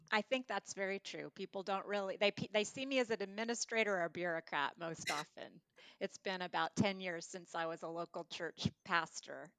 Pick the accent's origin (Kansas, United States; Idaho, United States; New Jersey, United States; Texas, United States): Kansas, United States; moved away; When I was growing up in Kansas